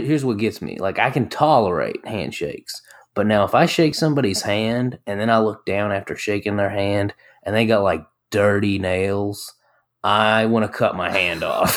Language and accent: English; Laurel County, Kentucky, United States; I'm from Laurel County.